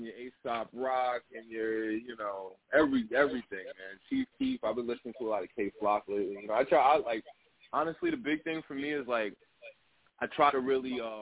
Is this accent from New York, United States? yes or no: yes; Freeport, New York, United States; I'm an artist from Long Island, Freeport, to be specific.